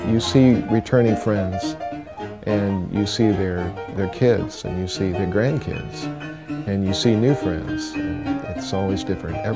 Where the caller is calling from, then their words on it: Huntington Beach, California, United States; moved away as an adult; can I keep driving from Huntington Beach?